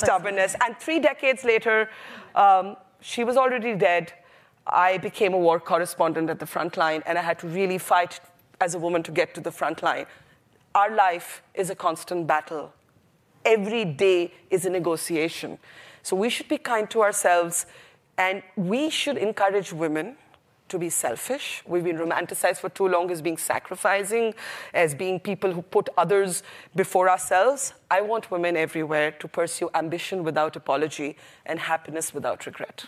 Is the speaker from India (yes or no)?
yes; India; I was a brown girl from India